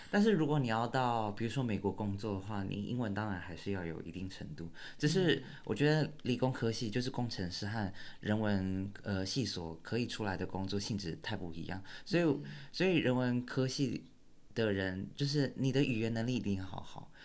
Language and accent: Chinese; Taiwan; moved away as an adult; now in United States; 我从小到大。在大学以前都跟大部分台湾人一，呃，差不多